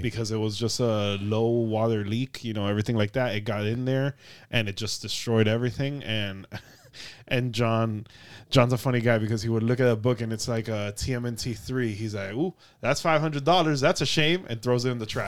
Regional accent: South Florida, United States; we're from South Florida, and the heat here is dangerous

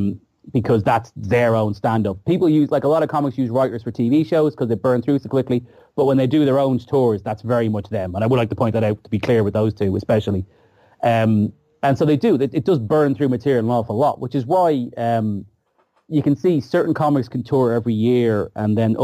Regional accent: Ireland; being Irish

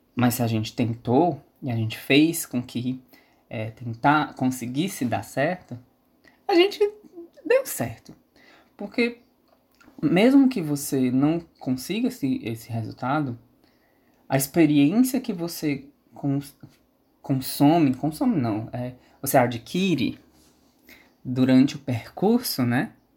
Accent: São Benedito, Ceará, Brazil; also born or lived in Sobral / Fortaleza; E, e aí eu saí de Sobral, vim para São Benedito

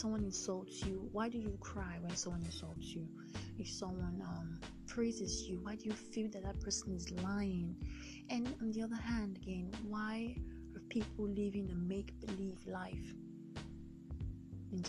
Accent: Delta, Nigeria; I'm from Delta State, Lake Nigeria, West Africa.

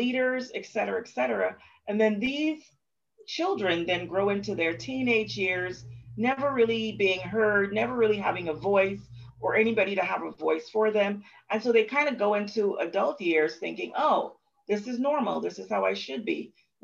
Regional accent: Bahamas; growing up in the Bahamas, I have often been one to say, oh, we're just a happy-go-lucky people

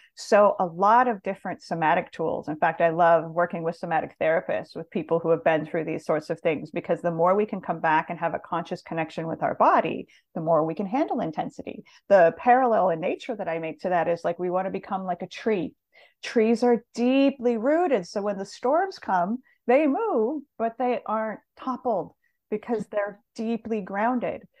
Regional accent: Montana, United States; moved away; also born or lived in Los Angeles; I grew up in Montana, kind of a small town girl

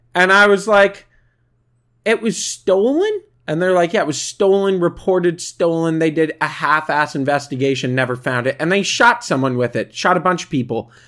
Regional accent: Canada; We are Canadian

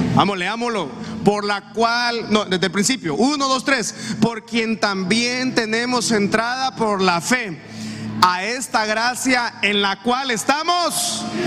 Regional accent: Honduras; nosotros como cultura hondureña, como latinos que somos

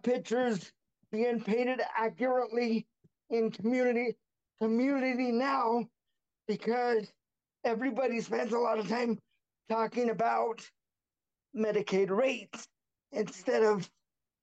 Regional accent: Buhl, Idaho, United States; now in Caldwell, United States; I'm currently in Caldwell, Idaho. However, I was raised in a small town called Buell, Idaho.

